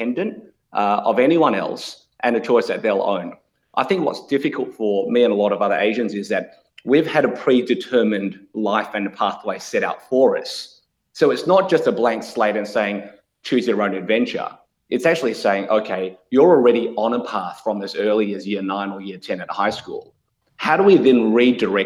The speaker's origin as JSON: {"language": "English", "country": "Australia", "tie": "born or raised there", "also_born_or_lived": "Melbourne, Australia", "said": "I'm an ABC, so Australian-born Chinese, which means I was born here in Australia, but my parents are from Malaysia"}